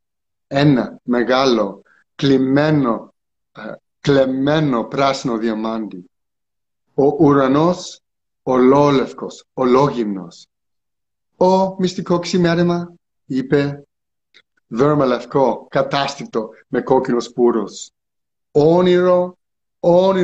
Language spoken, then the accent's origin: English; Bay Area, California, United States; accent: full American accent; also born or lived in Greece; I was born in the Bay Area.